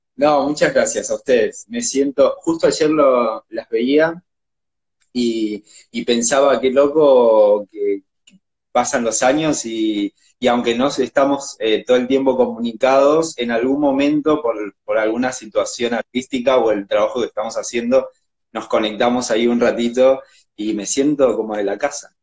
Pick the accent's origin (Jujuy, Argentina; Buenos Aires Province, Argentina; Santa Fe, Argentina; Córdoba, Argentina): Jujuy, Argentina; moved away as an adult; now in Buenos Aires, Argentina; yo soy de Jujuy